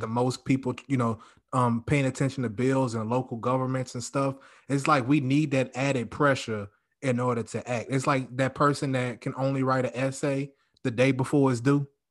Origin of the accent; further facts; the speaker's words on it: Louisiana, United States; moved away; also born or lived in Texas; I'm from Louisiana